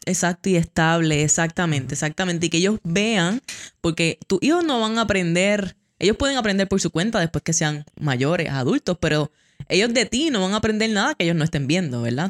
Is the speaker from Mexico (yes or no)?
no; Puerto Rico; como buenos puertorriqueños